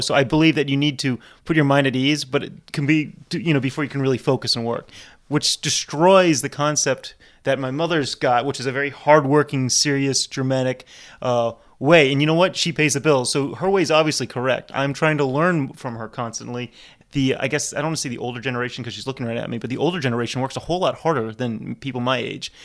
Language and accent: English; New Orleans, Louisiana, United States; my mom's German Jew, my dad's Hungarian, and I was born here, but, yeah, I'm not, definitely not Cajun